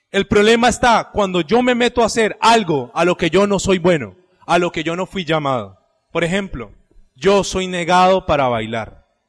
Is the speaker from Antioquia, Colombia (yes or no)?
no; Cali, Valle del Cauca, Colombia; estoy en Colombia, estoy en Cali, aquí no me conoce sino mi mamá